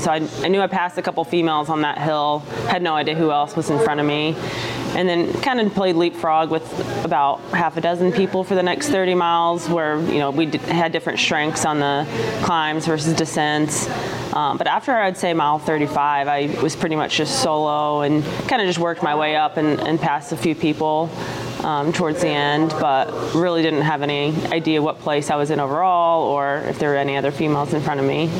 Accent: Texas, United States; I'm actually from Texas, which where I'm from is quite flat as well

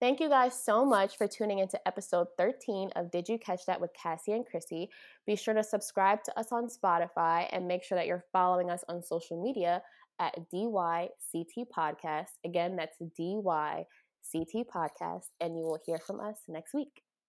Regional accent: Philadelphia, Pennsylvania, United States; I am from Philly, and I'm a Philly fan

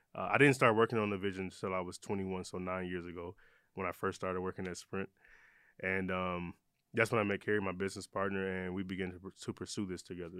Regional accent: Detroit, Michigan, United States; also born or lived in Ypsilanti, Michigan; I love saying I'm from Detroit because I lived there. I I grew up there when I was younger, but I moved around a lot

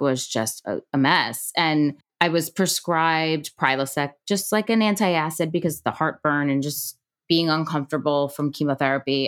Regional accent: Long Island, New York, United States; I grew up on Long Island

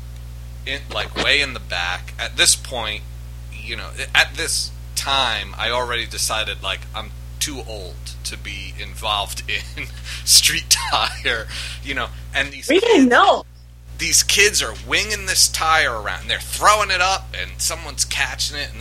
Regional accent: New York, United States; moved away as an adult; now in Philadelphia, United States; I was born and raised in New York, and I moved here probably around like 15 years ago

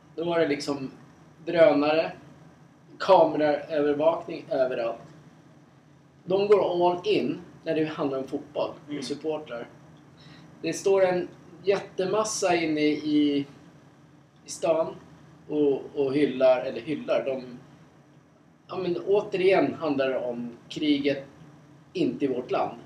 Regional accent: Sweden; som svensk

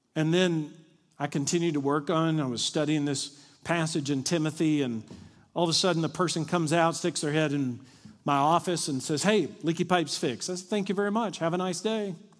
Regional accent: Kentucky, United States; moved away; also born or lived in Dallas; I'm from Kentucky.

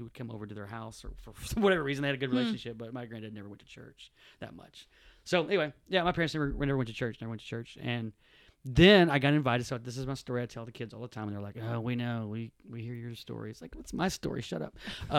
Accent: Odessa, Texas, United States; I was born in East LA. I was born in Odessa, Texas.

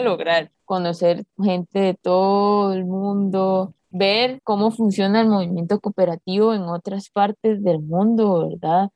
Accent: Grecia, Alajuela, Costa Rica; Mi infancia y mi, etapa del colegio la pasé aquí en, La Arena.

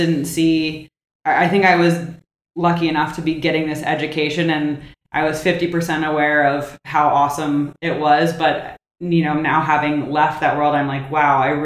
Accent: Washington, District of Columbia, United States; I'm from the Washington, D.C. area, so local-ish, born and raised here

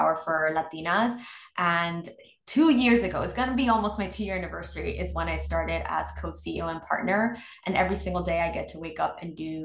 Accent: New York City, New York, United States; growing up in New York City is incredibly expensive.

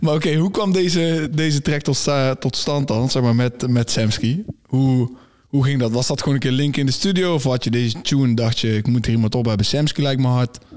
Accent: North Brabant, Netherlands; Wij komen uit het zuiden, wij komen uit Brabant

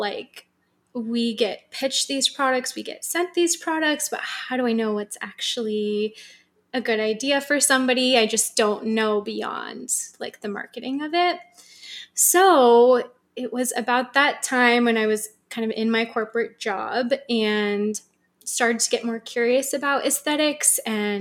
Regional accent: San Francisco, California, United States; also born or lived in New York / Australia / Los Angeles; So I was born in San Francisco, and I've lived in different places. I've lived in New York and Australia and LA, wow. but now I'm back home in Northern California

